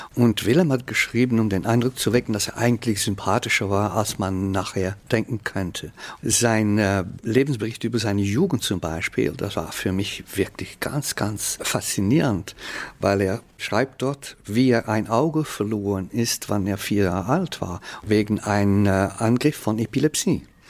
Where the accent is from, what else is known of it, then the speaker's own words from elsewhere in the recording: Flanders, Belgium; first language Dutch; German is a second language; also born or lived in Ghent; ich bin ein niederländisch sprechender Belgier. Aber meine Kultur ist flämisch